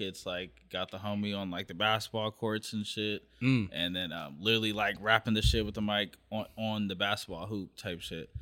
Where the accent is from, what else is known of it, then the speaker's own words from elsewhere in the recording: Long Beach, California, United States; I'm from the Wrigley area of Long Beach.